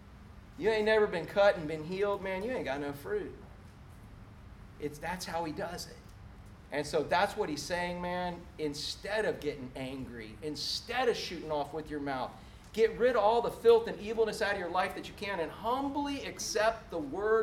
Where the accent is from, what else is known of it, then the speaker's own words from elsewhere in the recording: Orlando, Florida, United States; I grew up in Orlando before there was a lick of concrete